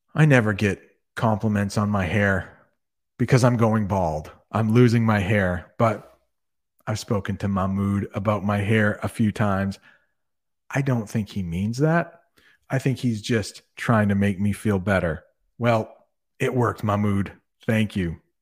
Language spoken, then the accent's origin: English; Vermont, United States; accent: Canadian; I was born in Vermont, so it is my birth state